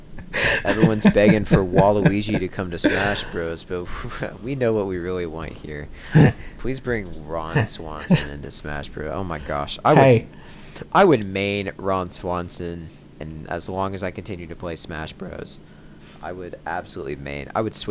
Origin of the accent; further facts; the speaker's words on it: United Kingdom; now in United States; I'm a British immigrant who now lives in the southern United States, but is currently held in witness protection in Washington State.